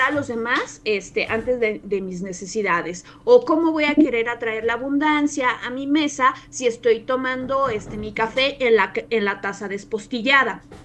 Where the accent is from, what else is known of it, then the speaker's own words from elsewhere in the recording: Mexico; como mexicanos y también como latinoamericanos